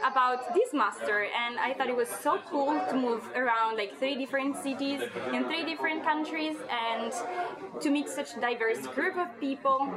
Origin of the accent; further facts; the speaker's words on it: Milan, Lombardy, Italy; moved away as an adult; also born or lived in Venice / Trento / Glasgow; Okay, so I'm from Italy, uh, from Milan, but then um, five years ago I moved to Venice for studying my bachelor, and I love more Venice than Milan to be honest.